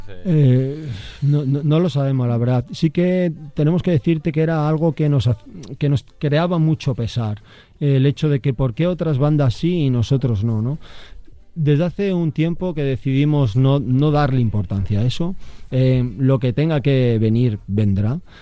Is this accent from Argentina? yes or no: no; Salamanca, Castile and León, Spain; soy salmantino